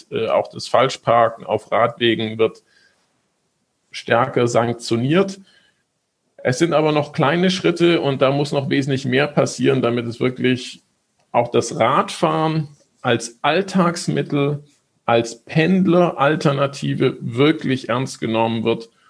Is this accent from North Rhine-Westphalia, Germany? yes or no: no; Stuttgart, Baden-Württemberg, Germany; genauso wie in meiner Heimatstadt, dem VfB Stuttgart